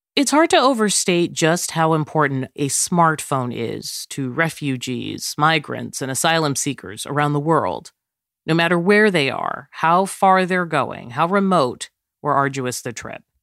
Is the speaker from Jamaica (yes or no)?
yes; Jamaica; I'm from Jamaica